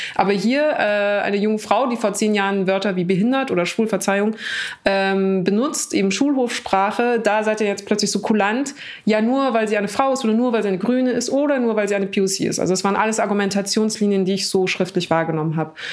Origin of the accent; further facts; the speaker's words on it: Munich, Bavaria, Germany; ich bin am Hauptbahnhof groß geworden, so, ähm, in, was in München aber nichts bedeutet